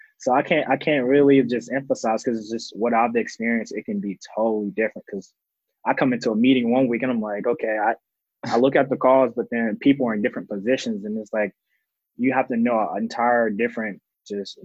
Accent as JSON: {"language": "English", "region": "Georgia", "country": "United States", "said": "I'm from Georgia"}